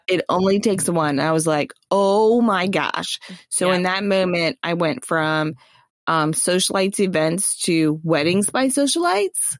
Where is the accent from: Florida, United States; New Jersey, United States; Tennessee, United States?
Florida, United States; Orlando; I grew up in Orlando, which meant that one of my first jobs was at Disney World